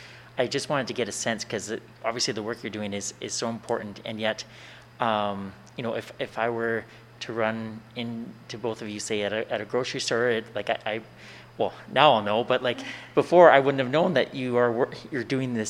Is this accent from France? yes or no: no; Swift Current, Saskatchewan, Canada; I was from Swift Current